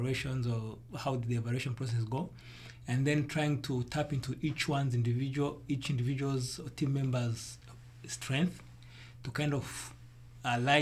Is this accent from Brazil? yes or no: no; Rwanda; I come from Africa. I was born in Rwanda.